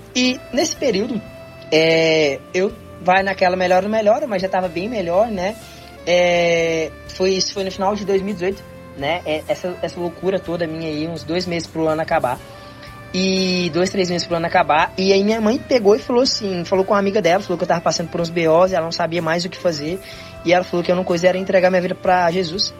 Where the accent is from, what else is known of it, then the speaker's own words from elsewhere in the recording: Goiânia, Goiás, Brazil; also born or lived in Tocantins; eu nasci em Goiânia